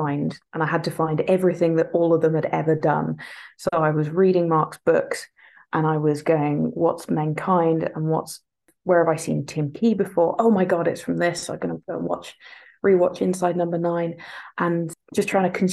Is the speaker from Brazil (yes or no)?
no; England, United Kingdom; now in Scotland; I'm from England. I've moved to Scotland and they have grudgingly accepted me.